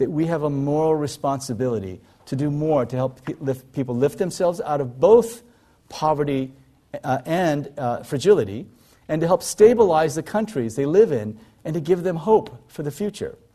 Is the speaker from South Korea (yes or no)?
yes; South Korea; born there; I was born in South Korea in 1959.